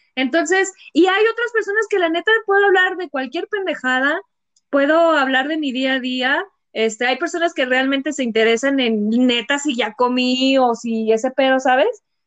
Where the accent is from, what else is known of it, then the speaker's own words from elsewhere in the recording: San Juan del Río, Querétaro, Mexico; yo soy de Querétaro, creo que ya todo el mundo lo sabe. Este es, bueno, más específica de San Juan del Río